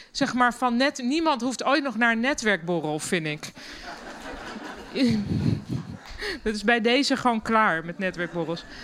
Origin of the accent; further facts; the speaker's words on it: Germany; Dutch is a second language; now in Netherlands; En ik als Duitse, omgeven door alleen maar Nederlanders, niet durfde te juichen.